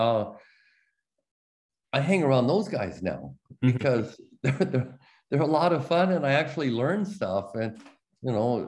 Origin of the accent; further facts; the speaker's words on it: Oregon, United States; that's my home state